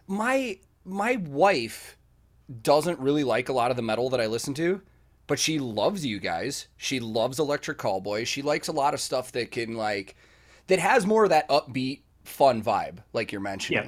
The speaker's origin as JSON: {"language": "English", "town": "Chicago", "region": "Illinois", "country": "United States", "moved": "as an adult", "lives_now": "Nashville, United States", "said": "I'm originally from Chicago"}